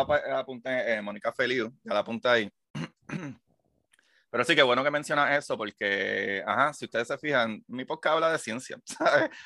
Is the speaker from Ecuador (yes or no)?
no; Puerto Rico; yo soy el único puertorriqueño que está haciendo podcast de ciencia